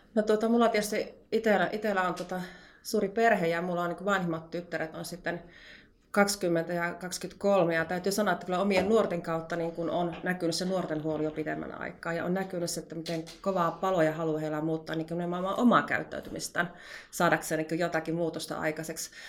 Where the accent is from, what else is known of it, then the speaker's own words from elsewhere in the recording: North Karelia, Finland; tulen Pohjois-Karjalasta